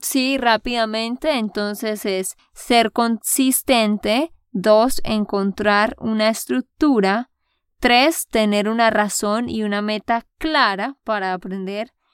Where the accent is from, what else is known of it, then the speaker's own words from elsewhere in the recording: Santander, Colombia; de Santander, Colombia